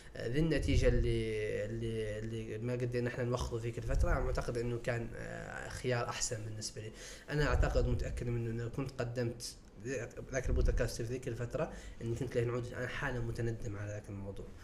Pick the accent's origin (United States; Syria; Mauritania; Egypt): Mauritania; نحن عندنا في موريتانيا